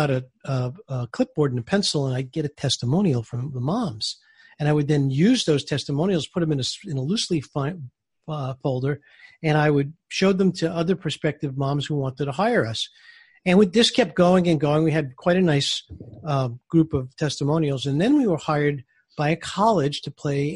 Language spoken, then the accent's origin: English; New York City, New York, United States; I grew up in Brooklyn, New York